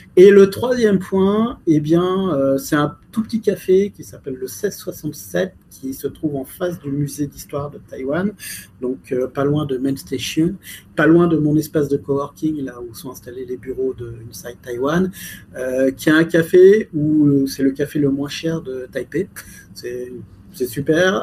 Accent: France; je suis français

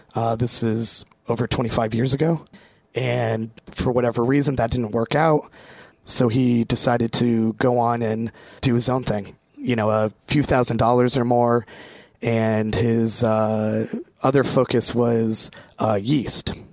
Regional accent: Vermont, United States; moved away as an adult; also born or lived in Beijing, China; now in Taipei, Taiwan; I grew up in Vermont

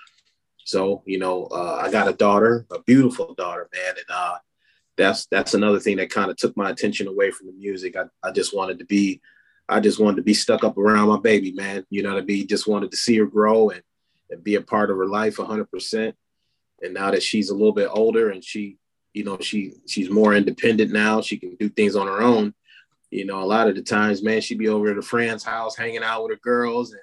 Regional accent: Battle Creek, Michigan, United States; also born or lived in Talladega, Alabama; I'm actually from Talladega, Alabama, but I moved from Talladega when I was like 6 months old. And I've been in Battle Creek ever since

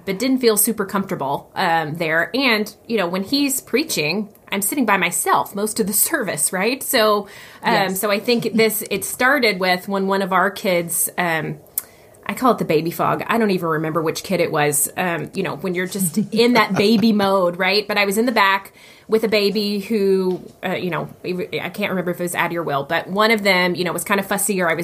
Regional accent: the South, United States; moved away; I did not grow up in church, but I grew up in the South

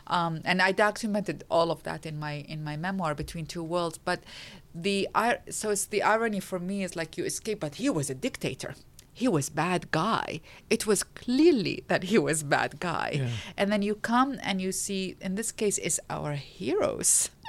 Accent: Iraq; English is a second language; Well, I grew up in a circumstances that was defined by a war. I grew up in the Iran-Iraq war.

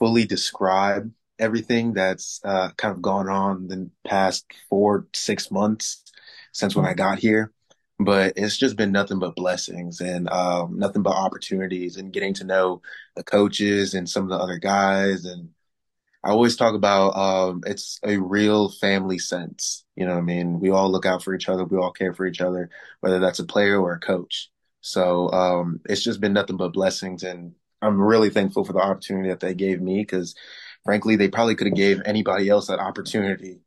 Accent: San Antonio, Texas, United States; also born or lived in Milwaukee, Wisconsin; we moved from Milwaukee, Wisconsin to San Antonio, Texas. So I was playing Texas football, grew up around Texas boys and playing Texas football for up until me being 18, 19 years old

